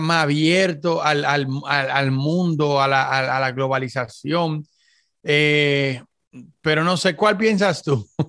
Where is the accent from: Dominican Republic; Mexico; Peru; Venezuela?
Dominican Republic; yo soy dominicano